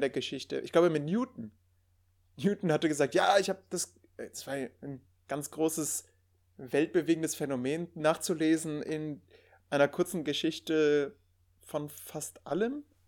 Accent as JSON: {"language": "German", "region": "Rhineland", "country": "Germany", "moved": "yes", "lives_now": "Münsterland, Germany", "said": "bin Rheinländer"}